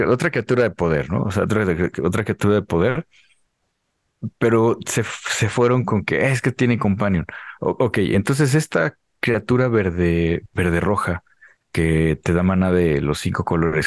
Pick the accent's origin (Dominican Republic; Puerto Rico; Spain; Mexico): Mexico; somos mexicanos